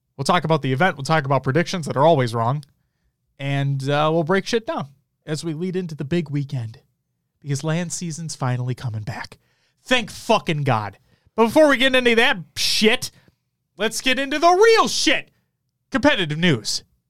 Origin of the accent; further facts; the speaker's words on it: Minnesota, United States; We're from Minnesota